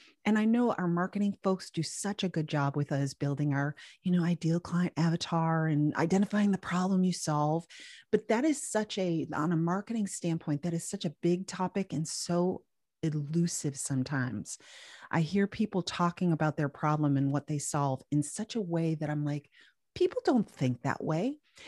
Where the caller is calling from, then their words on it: Raleigh, North Carolina, United States; I'm coming from Raleigh, North Carolina. And it is a beautiful time of year here.